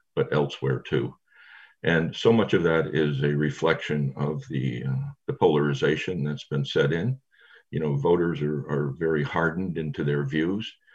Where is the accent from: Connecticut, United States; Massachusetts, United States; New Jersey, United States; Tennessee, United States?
Connecticut, United States; I grew up in Connecticut. I, am from Connecticut